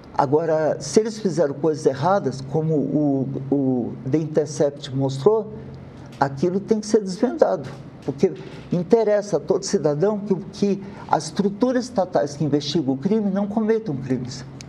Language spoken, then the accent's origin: Portuguese; Brazil; como brasileiro